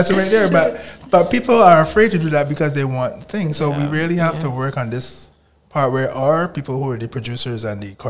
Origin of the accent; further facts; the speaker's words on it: Barbados; they don't really care that I come in from Barbados